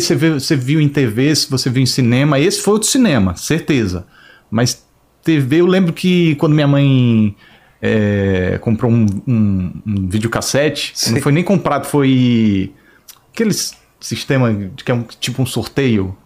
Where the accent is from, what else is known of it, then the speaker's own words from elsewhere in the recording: Maceió, Alagoas, Brazil; moved away as an adult; now in Rio de Janeiro, Brazil; Eu nasci em Maceió